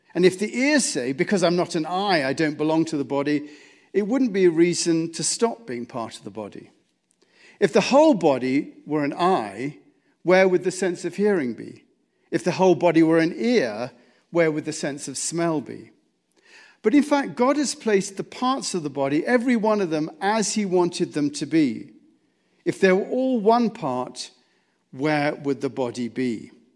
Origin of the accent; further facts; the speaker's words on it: United States; As American citizens